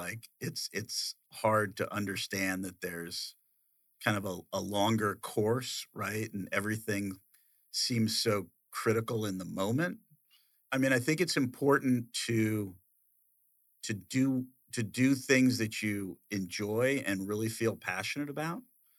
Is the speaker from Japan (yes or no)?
yes; Okinawa, Japan; born there; that's what I saw in action when I was born in Okinawa, right?